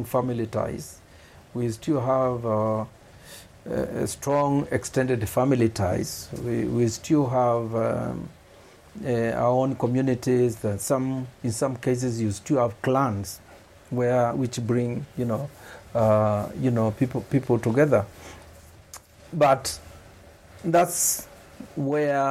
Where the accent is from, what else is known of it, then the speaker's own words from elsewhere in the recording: Kitui, Kitui County, Kenya; also born or lived in Dar es Salaam; Kitui. I was born in Kitui 71 years ago.